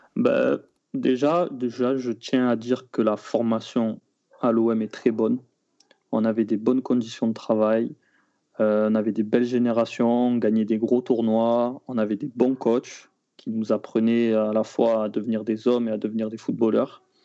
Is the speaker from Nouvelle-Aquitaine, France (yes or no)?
no; Marseille, Provence-Alpes-Côte d'Azur, France; also born or lived in Matmata, Tunisia (family origin); quand on est de Marseille